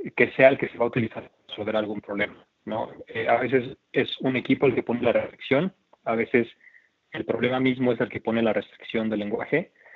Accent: Oaxaca, Mexico; moved away as an adult; also born or lived in Mexico City; yo soy de Oaxaca

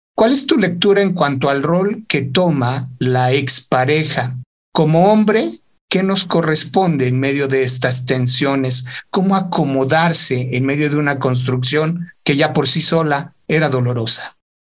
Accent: Mexico; cuando fui a trabajar a la comarca lagunera, en Torreón, el tema de la delincuencia organizada estaba en su momento más álgido en mi país.

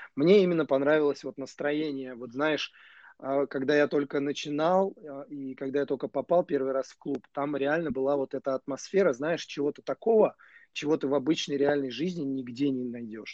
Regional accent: Nizhny Novgorod, Nizhny Novgorod Oblast, Russia; Нижнего Новгорода, да, откуда я родом.

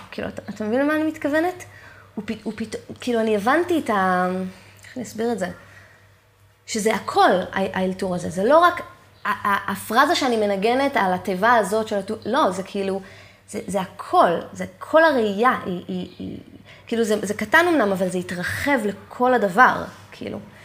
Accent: Eilat, Southern District, Israel; moved away as an adult; also born or lived in Jerusalem / Tel Aviv; כל חיי גדלתי כאילו באמת שם

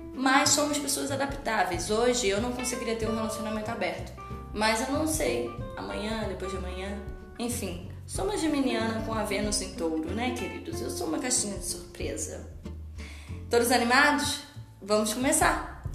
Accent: Petrópolis, Rio de Janeiro, Brazil; a cidade natal que é Petrópolis, minha cidade natal. Que é uma cidade do interior do Rio de Janeiro.

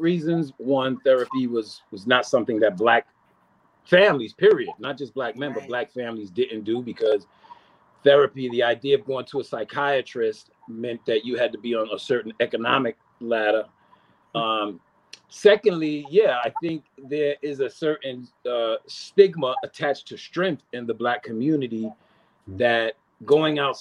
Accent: New York City, New York, United States; I grew up, I'm from East Elmhurst, Corona

